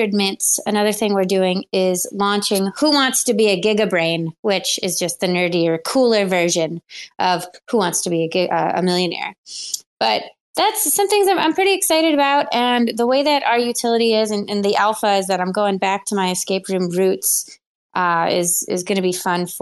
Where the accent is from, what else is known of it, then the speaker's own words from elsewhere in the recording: Buffalo, New York, United States; I'm from Buffalo